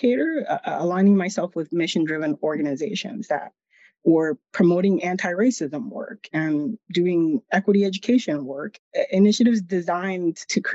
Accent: Lawrence, Massachusetts, United States; the community I grew up in Lawrence, Massachusetts

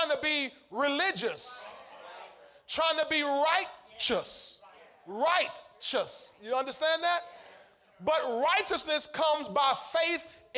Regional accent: Chicago, Illinois, United States; I'm from Chicago, and Chicago, this how we play in Chicago.

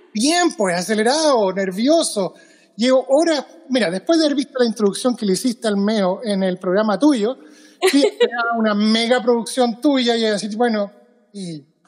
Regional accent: Chile; moved away as an adult; now in Seattle, United States; yo me fui de Chile el año 2013. 2003 llevo 17 años en Estados Unidos.

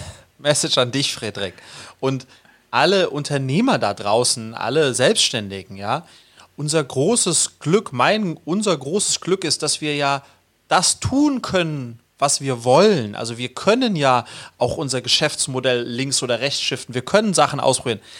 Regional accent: Sweden; als Schwede

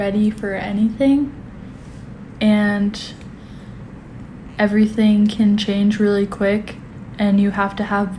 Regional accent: Anchorage, Alaska, United States; I grew up in Anchorage, Alaska

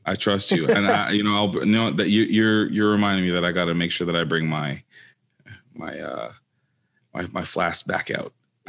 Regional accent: Jamaica; Don't mind the Appleton. I'm Jamaican.

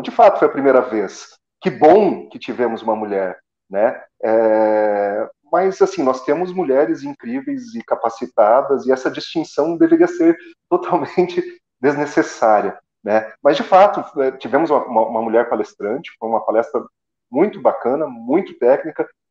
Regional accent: Assis Chateaubriand, Paraná, Brazil; now in Curitiba, Brazil; eu sou paranaense do interior do Paraná, da cidade de Assis Chateaubriand

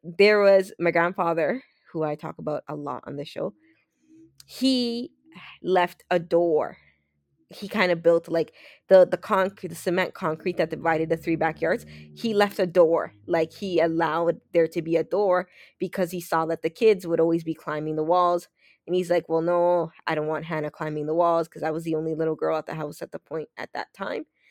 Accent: Toronto, Ontario, Canada; also born or lived in Los Minas, Dominican Republic; my childhood friends from Toronto that I grew up on Weston Road

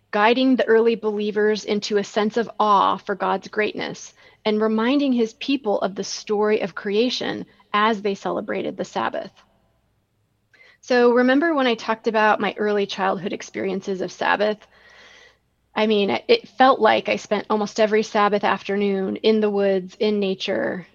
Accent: Rockford, Illinois, United States; hiking around all the nature preserves in Rockford, Illinois, my hometown

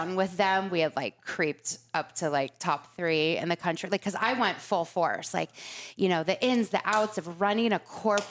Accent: Laguna Beach, California, United States; moved away; I grew up in Laguna. I went to junior high there, high school. My parents are still there.

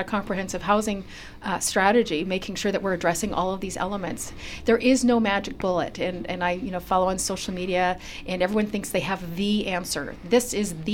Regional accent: British Columbia, Canada; we as British Columbians

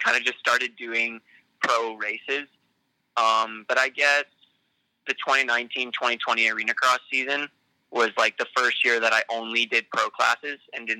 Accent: Kamloops, British Columbia, Canada; also born or lived in Coquitlam; Yeah, so I'm from Kamloops, BC. I actually just moved there not that long ago from Coquitlam, like the Vancouver area.

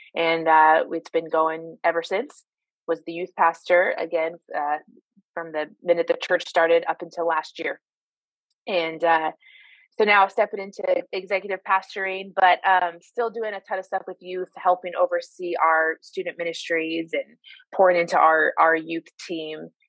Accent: Midwest, United States; moved away as an adult; now in Sacramento, United States; I grew up in the Midwest so followed that ministry to California

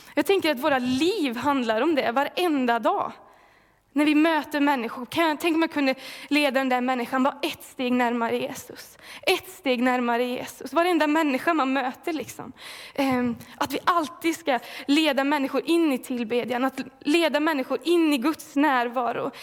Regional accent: Falköping, Västra Götaland, Sweden; moved away as an adult; now in Mullsjö, Sweden; jag kommer ifrån Falköping från början. Eh, blev frälst där när jag var 16 år gammal

